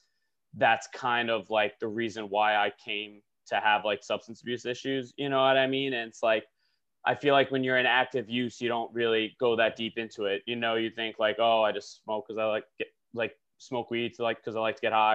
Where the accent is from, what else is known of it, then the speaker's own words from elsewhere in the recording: Long Island, New York, United States; moved away as an adult; also born or lived in Buffalo, New York / England; now in Brooklyn, United States; I'm from Long Island. I currently live in Brooklyn, New York